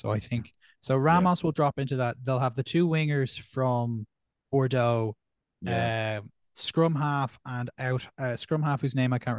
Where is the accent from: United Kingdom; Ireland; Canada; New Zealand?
Ireland; I think on my end, again, my local bias of being an Irish fan, I'm very excited to see how Ireland go post Sexton.